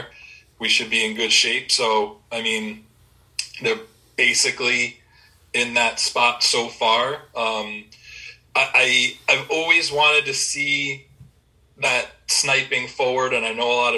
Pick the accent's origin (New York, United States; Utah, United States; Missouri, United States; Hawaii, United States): New York, United States; Long Island; Growing up on Long Island and going to grade school with just big sports fans